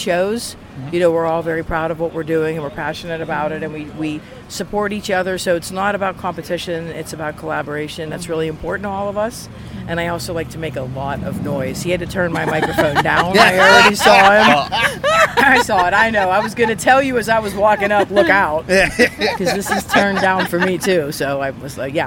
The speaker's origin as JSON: {"language": "English", "region": "West Virginia", "country": "United States", "also_born_or_lived": "Washington County, Pennsylvania", "moved": "as an adult", "lives_now": "Washington, United States", "said": "I'm from West Virginia"}